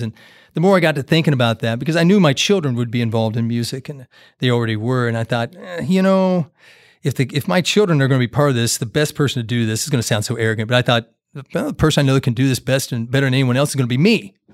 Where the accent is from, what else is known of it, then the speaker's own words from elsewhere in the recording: Great Plains, Kansas, United States; moved away as an adult; also born or lived in Jacksonville, Florida; growing up in the Great Plains